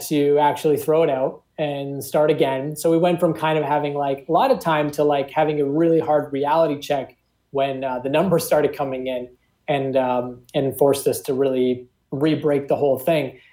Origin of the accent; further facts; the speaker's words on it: Toronto, Ontario, Canada; we're all from Toronto